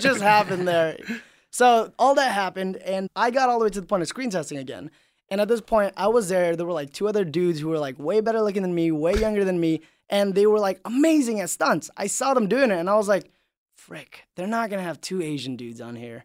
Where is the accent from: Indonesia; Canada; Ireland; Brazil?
Indonesia; moved away; I grew up in Indonesia